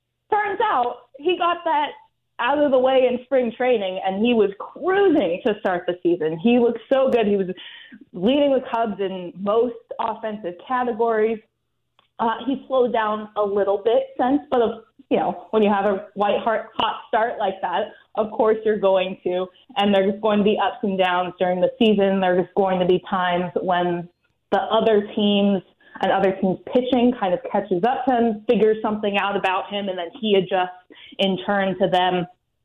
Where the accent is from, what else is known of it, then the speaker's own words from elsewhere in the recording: Pacific Northwest, United States; moved away; I grew up in the Pacific Northwest